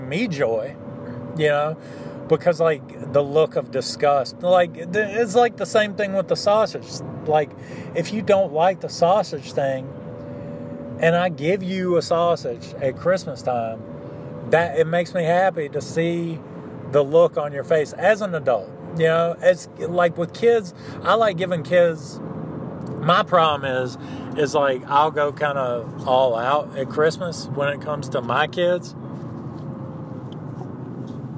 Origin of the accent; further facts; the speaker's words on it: the South, United States; I was raised in the South by a minister's son